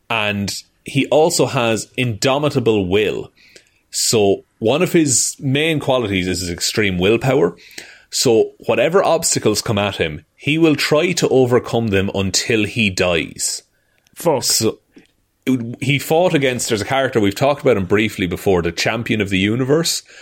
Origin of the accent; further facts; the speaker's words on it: Ireland; As two Irish men